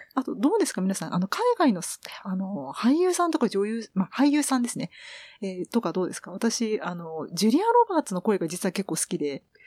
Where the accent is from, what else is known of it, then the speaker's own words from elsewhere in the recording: Kanto, Japan; うちの親が山梨と広島で、私は関東出身